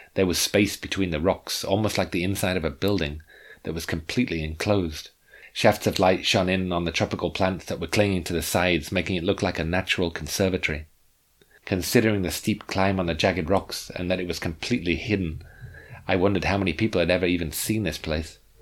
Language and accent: English; England, United Kingdom; I came from England.